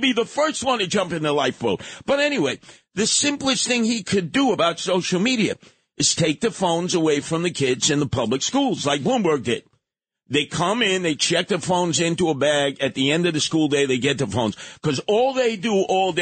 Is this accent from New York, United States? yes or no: yes; New York City, New York, United States; We grew up together in Canarsie